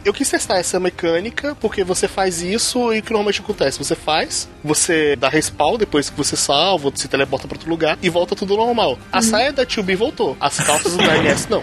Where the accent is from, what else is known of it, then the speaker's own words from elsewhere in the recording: Brazil; sou brasileiro